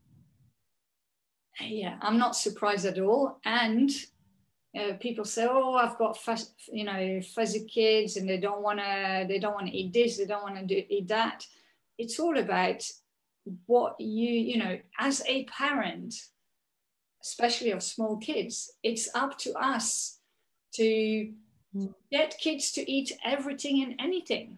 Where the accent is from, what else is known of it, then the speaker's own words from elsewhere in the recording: Belgium; now in London, United Kingdom; I grew up in Belgium.